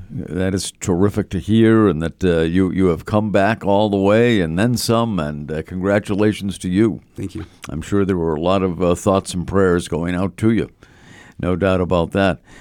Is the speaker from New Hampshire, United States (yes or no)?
yes; Chichester, New Hampshire, United States; I'm from Chichester, New Hampshire.